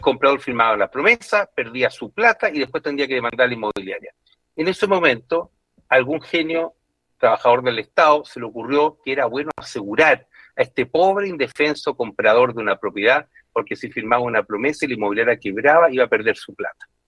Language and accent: Spanish; Chile; todos nosotros como chilenos